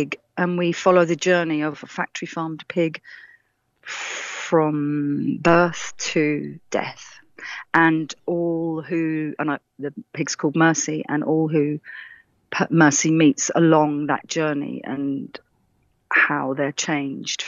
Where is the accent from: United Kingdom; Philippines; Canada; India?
United Kingdom; Radlett, East of England; moved away; also born or lived in London / Essex; I was born in Radlett in Hertfordshire.